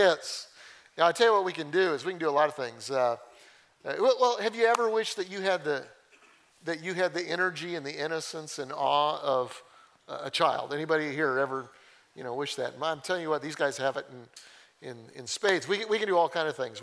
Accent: Colorado, United States; I grew up in Colorado

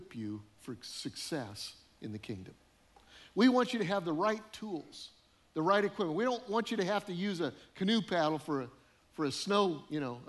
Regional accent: Colorado, United States; moved away; also born or lived in northern Illinois; I grew up in Colorado

